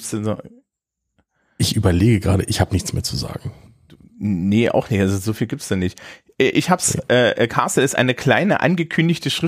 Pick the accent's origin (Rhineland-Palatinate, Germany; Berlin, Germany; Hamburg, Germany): Hamburg, Germany; als Hamburger